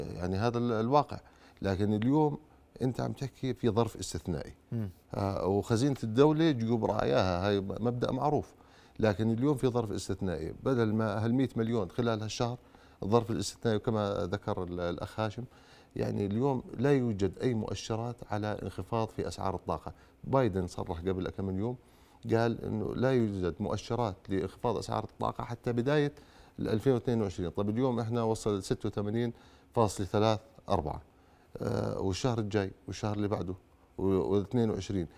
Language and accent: Arabic; Jordan; احنا كشعب اردني